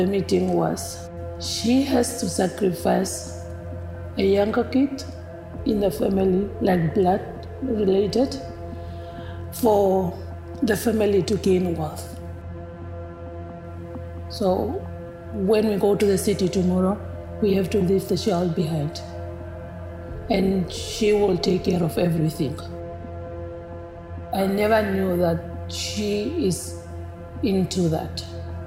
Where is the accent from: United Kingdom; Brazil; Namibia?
Namibia; moved away as an adult; now in Canada; I am originally from Namibia, country in Africa.